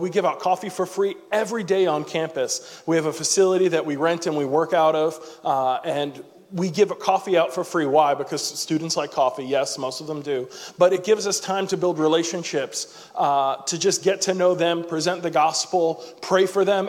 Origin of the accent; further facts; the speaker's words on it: New York, United States; moved away as an adult; now in Tallahassee, United States; I'm originally from New York